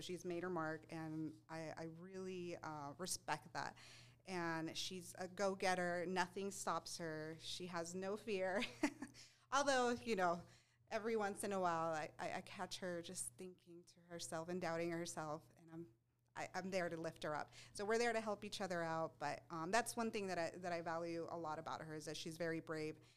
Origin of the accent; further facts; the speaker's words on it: El Paso, Texas, United States; moved away as an adult; also born or lived in Seattle / Phoenix; I was born and raised in El Paso